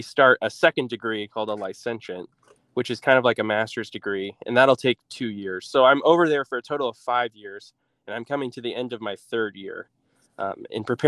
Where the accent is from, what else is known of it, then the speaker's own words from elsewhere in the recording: Fort Wayne, Indiana, United States; I'm originally from Fort Wayne. I grew up here and went to Bishop Luers High School